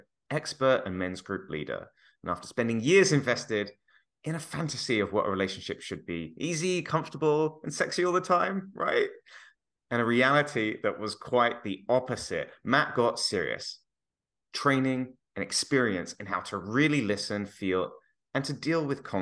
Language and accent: English; London, United Kingdom; now in Toronto, Canada; We're both from West London